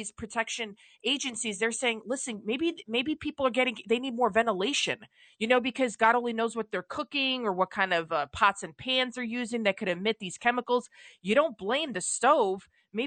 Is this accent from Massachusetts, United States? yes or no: no; New York City, New York, United States; I grew up in the Bronx, and then we moved to a two family